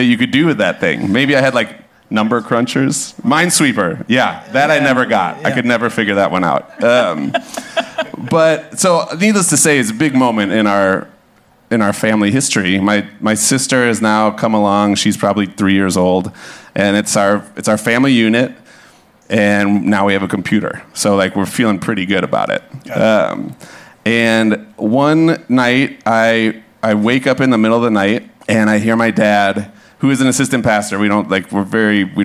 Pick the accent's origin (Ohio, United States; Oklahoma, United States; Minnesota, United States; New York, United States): Minnesota, United States; Hopkins; I grew up in Hopkins, which is like 20 minutes west of the cities, a little like working class suburb